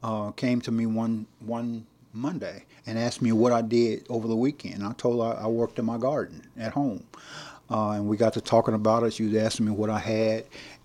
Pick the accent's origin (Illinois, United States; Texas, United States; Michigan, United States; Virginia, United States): Texas, United States; Nacogdoches; I was born and raised right here in Nacogdoches.